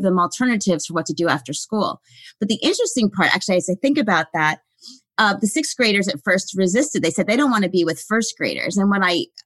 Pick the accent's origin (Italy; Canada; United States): United States; White Plains, New York; I grew up in Westchester County, right out in White Plains, New York, right outside the city